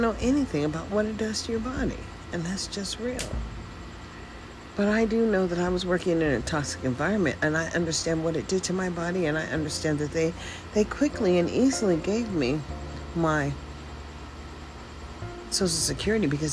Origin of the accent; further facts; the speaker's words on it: United States; also born or lived in Washington State; now in Nevada, United States; I'm an American. That's what I am.